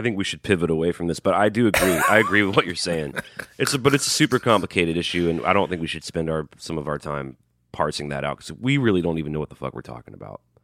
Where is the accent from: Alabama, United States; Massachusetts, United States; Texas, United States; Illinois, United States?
Alabama, United States; Birmingham; I'm from Birmingham, Alabama.